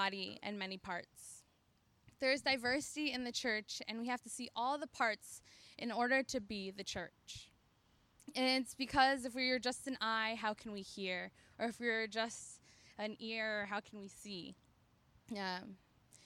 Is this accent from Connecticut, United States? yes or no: yes; Middletown, Connecticut, United States; moved away as an adult; now in New Haven, United States; I grew up in Middletown, Connecticut